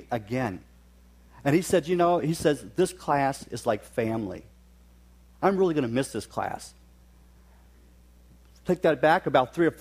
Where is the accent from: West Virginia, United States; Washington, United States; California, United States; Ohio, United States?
West Virginia, United States; now in Oshkosh, United States; I grew up in West Virginia, so periodically I'll throw out words. I make up words as I go along. So if I say something that doesn't make sense, it's probably a West Virginianism